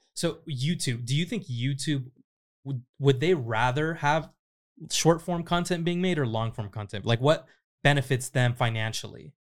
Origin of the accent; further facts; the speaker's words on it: Riverside, California, United States; moved away as an adult; now in Los Angeles, United States; I grew up in Riverside.